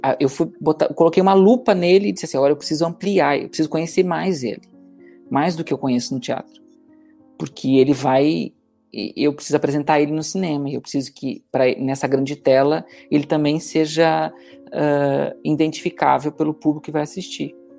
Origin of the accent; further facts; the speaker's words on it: Brazil; moved away as an adult; now in Portugal; comparado com meu, minha terra natal